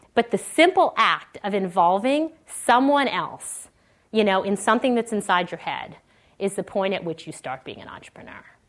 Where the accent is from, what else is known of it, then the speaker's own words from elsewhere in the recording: Canada; moved away as an adult; now in Silicon Valley, United States; I grew up in Canada, uh, went to school in Canada